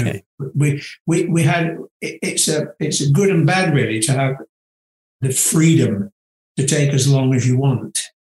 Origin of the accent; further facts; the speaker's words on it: near Manchester, North West England, United Kingdom; moved away; also born or lived in California; to study in Manchester, of all places, which is quite near to my hometown